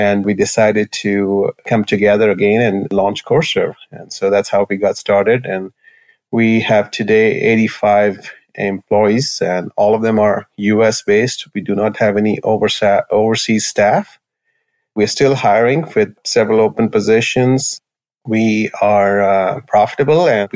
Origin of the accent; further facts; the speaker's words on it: New Delhi, Delhi, India; moved away as an adult; now in United States; I grew up in New Delhi, India, and I did my bachelor's in engineering from Indian Institute of Technology. Came to U.S. in 1989